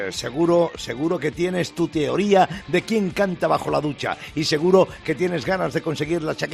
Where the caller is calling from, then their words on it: Puerto de Sagunto, Valencian Community, Spain; del Puerto Sagunto en Valencia. Por aquí me conoce todo Cristo, vamos.